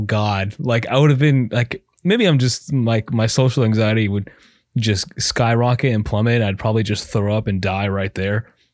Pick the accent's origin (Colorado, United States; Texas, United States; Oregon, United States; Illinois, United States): Texas, United States; brown kids growing up in Texas.